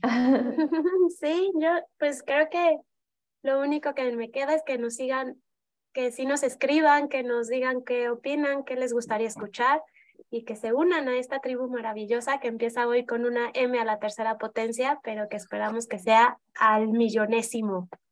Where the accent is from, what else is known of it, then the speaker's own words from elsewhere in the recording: Mexico City, Mexico; moved away as an adult; also born or lived in Buenos Aires; now in León, Mexico; yo soy de Ciudad de México y me mudé a León hace ocho años cuando mi primera hija nació